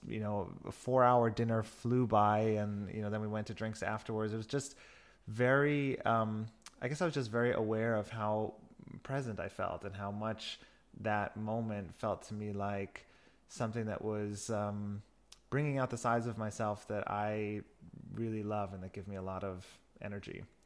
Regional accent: New York, United States; moved away as an adult; also born or lived in Berlin / Barcelona; now in Germany; I'm originally from New York and have been living in Germany for the last 14 years

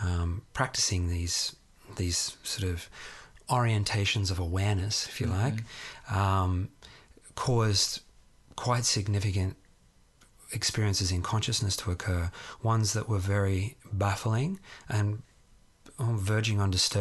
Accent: Sydney, New South Wales, Australia; born or raised there

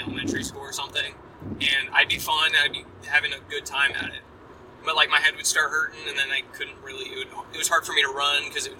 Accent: Akron, Ohio, United States; I'm from Akron, Ohio.

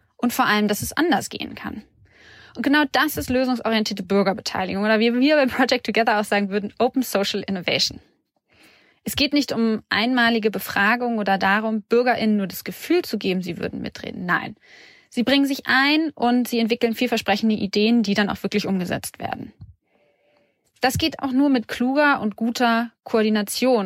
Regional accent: Syria; German is a second language; moved away as an adult; now in Berlin, Germany; Ich bin seit 2014 in Deutschland und ich komme aus Syrien

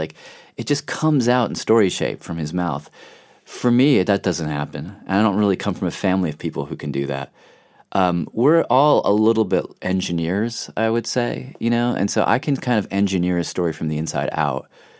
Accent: Nashville, Tennessee, United States; my dad lives in Nashville again. So we all moved away, and then he kind of is now back there.

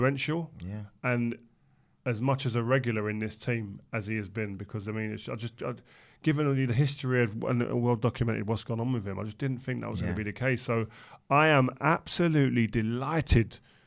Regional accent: London, United Kingdom; we're from South London

